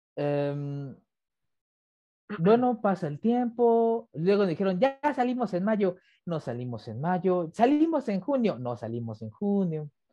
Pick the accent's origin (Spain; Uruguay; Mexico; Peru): Mexico; soy mexicano 100%